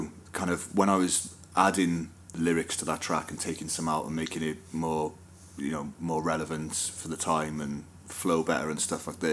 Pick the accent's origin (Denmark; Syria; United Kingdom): United Kingdom; Wales; we're Welsh and we come from the fucking land of song and music's part of our culture. as Welsh people